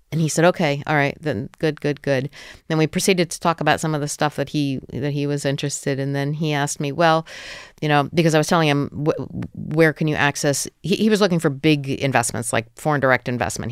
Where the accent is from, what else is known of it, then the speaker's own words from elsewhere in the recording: New Jersey, United States; moved away as an adult; also born or lived in Georgia; now in Ukraine; I come from New Jersey